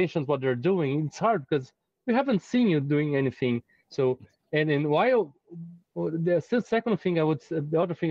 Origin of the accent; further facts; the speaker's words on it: Brazil; I'm not from the United States or Europe. I'm from Brazil.